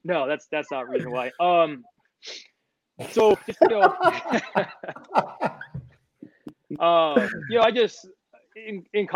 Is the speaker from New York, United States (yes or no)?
yes; New York, United States; now in Jacksonville, United States; Born and raised in New York, but I'm glad to be in Florida